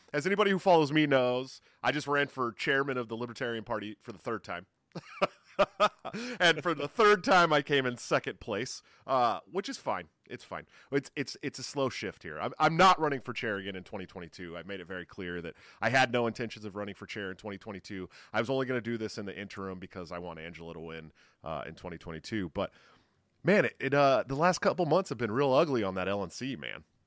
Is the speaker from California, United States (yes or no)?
yes; California, United States; now in Urbandale, United States; I'm from California where I'm just used to earthquakes.